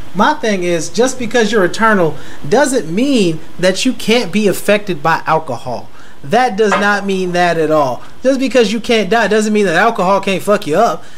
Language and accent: English; United States; I'm American